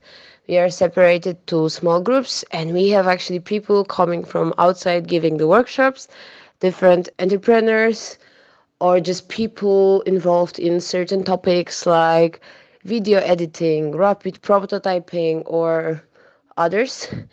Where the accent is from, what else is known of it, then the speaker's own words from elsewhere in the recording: Gdańsk, Pomeranian Voivodeship, Poland; now in Zurich, Switzerland; I come from Poland, from Gdańsk, which is a city size of Zurich at the coast in the north.